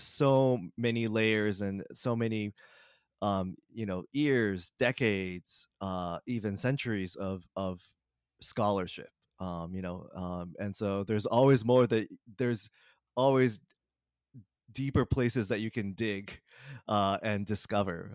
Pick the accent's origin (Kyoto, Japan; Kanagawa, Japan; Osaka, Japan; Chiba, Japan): Kanagawa, Japan; moved away as an adult; now in Boston, United States; I grew up mostly in uh, Kanagawa Prefecture, which is just south of Tokyo